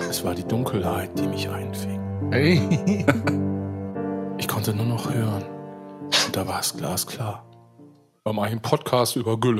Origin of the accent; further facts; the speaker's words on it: Saerbeck, North Rhine-Westphalia, Germany; ja, ich komme zwar aus Saarbeck, aber ich sage einfach, ich komme aus Brochterbeck.